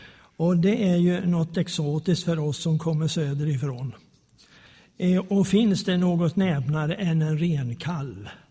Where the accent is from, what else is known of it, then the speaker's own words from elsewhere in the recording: Småland, Sweden; also born or lived in Slagnäs, Arjeplog Municipality, Lapland; som smålänning